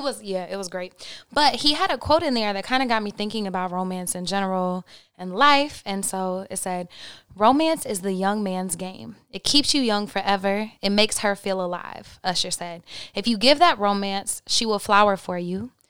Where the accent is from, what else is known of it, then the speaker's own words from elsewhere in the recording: Oklahoma, United States; I'm from Oklahoma